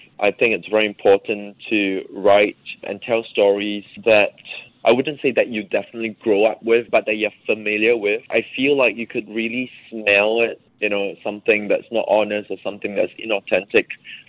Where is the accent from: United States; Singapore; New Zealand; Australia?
Singapore; middle-class issues, the financial crisis, growing up in Singapore, you know, migration, and all these things, education.